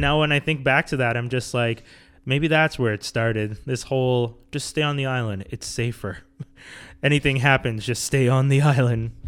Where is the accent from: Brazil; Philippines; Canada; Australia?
Canada; Montreal, Quebec; growing up in Montreal